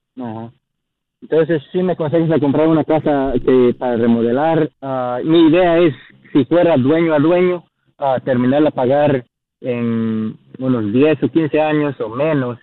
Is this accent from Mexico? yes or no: no; Guatemala; now in Rock Hill, United States; yo soy de Guatemala.